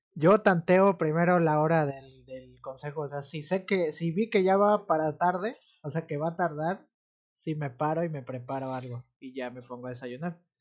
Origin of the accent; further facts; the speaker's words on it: Amatlán de los Reyes, Veracruz, Mexico; also born or lived in Orizaba; Yo soy de Amatlán de los Reyes, pero eh, estoy trabajando en Minatitlán